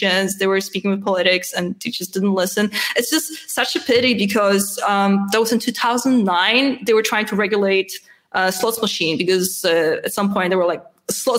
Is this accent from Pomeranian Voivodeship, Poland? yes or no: yes; Gdynia, Pomeranian Voivodeship, Poland; English is a second language; moved away as an adult; now in Vienna, Austria; I was born in Gdynia, which is a part of Metropole, northern Metropole